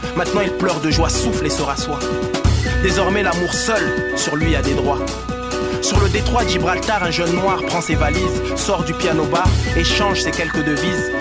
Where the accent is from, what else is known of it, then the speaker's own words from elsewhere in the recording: Strasbourg, Grand Est, France; on est de Strasbourg